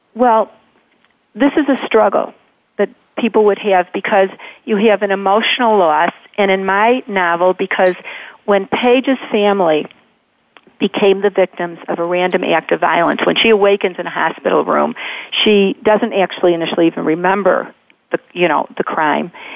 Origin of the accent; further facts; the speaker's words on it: Chicago suburbs, Illinois, United States; I'm from the Chicago suburbs, but but the same thing, you know, greater metropolitan Chicago